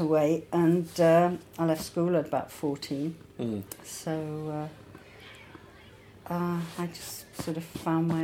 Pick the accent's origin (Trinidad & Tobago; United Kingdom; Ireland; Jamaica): United Kingdom; London; also born or lived in Somerset; England? suburbs of London, but I spent a lot of time with my grandmother in the country in Somerset